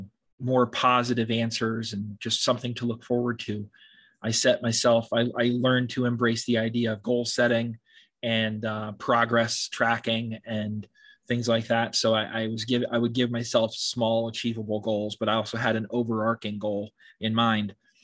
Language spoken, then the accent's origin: English; Washington, United States; born there; also born or lived in California; now in New York, United States; I was born on the West Coast in Washington State and spent some time in California as well. But most of my life I've been in New York, yes.